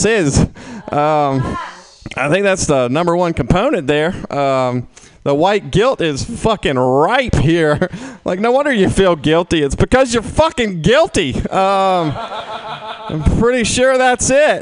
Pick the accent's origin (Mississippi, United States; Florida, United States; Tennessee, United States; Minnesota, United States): Mississippi, United States; moved away as an adult; also born or lived in Oklahoma, United States; now in San Francisco, United States; I was born in Oklahoma, and then I downgraded to Mississippi